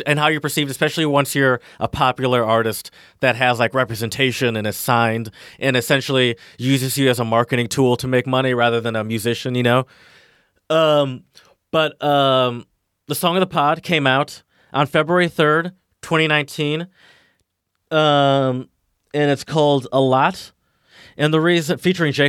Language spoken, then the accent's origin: English; United States; I'm an American